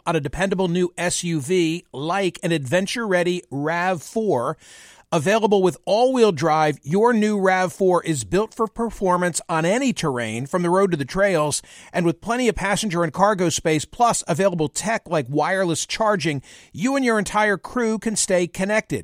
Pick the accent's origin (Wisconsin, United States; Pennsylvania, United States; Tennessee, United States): Pennsylvania, United States; Doylestown; the town in which I was born and raised